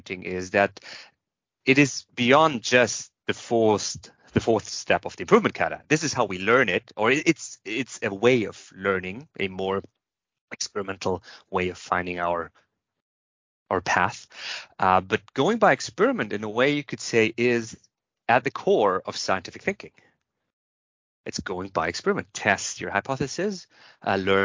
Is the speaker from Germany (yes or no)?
yes; Germany; I'm from Germany.